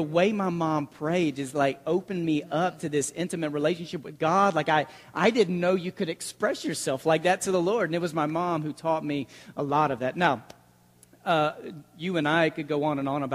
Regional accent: Mesquite, Texas, United States; I grew up in the Mesquite Church of Christ, just outside of Dallas. I consider that my home congregation. I was there through middle school, high school, a lot of my formative years

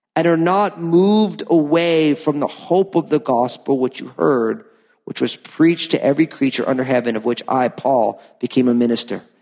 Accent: New Jersey, United States; I'm from New Jersey

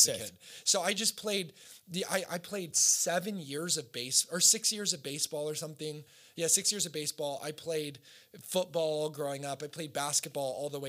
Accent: Costa Mesa, California, United States; also born or lived in Oregon; high school, we moved from Oregon to Orange County

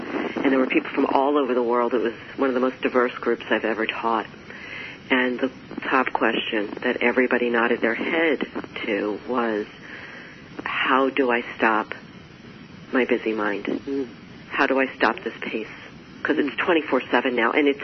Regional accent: New York, United States; I'm a New Yorker, I'm an Italian New Yorker

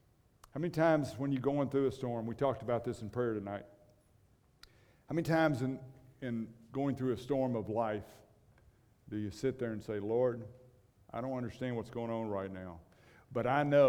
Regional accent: Kansas, United States; and I came from one of those states. You remember where Dorothy is? She's still flying somewhere. We came from Kansas, and it's one of those bad states.

